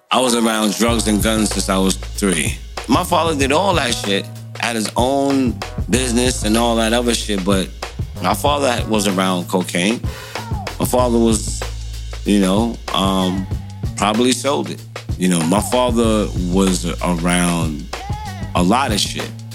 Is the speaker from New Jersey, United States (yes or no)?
no; New York City, New York, United States; born or raised there